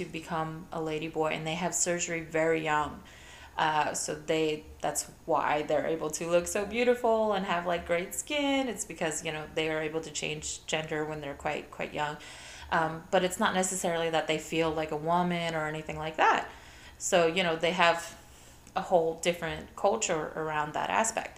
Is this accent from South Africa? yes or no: no; Puerto Rico; also born or lived in Ohio, United States; I'm from Puerto Rico, and when I was really young, this was like, we moved from Ohio